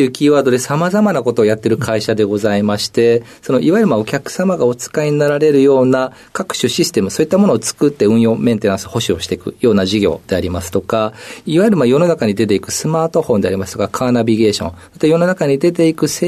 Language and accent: Japanese; Yokohama, Kanagawa, Japan; also born or lived in Chiba / Saitama; 生まれたのが千葉県、えー、その後幼少期に埼玉県、あとは神奈川県の横浜で長いことその暮らしまして、まあ、そういったところが、まあ、出身地という形になるかと思いま